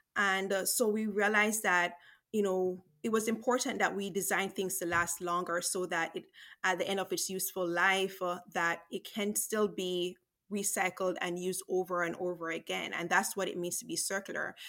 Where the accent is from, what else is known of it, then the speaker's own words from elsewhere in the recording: Jamaica; growing up in Jamaica